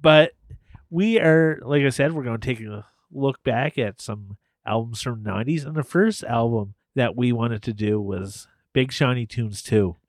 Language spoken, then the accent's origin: English; Canada; we're Canadian